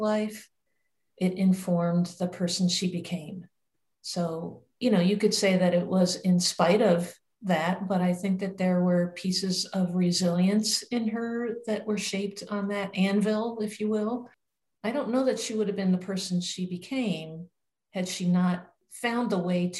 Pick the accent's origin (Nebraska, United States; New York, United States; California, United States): New York, United States; New York City; My mom was born in New York City, which was also the same location where I was born